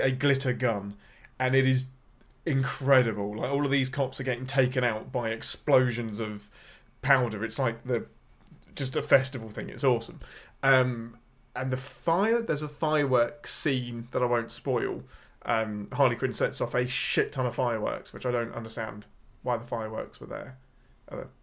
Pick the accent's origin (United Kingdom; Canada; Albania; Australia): United Kingdom; England; I'm your Englishman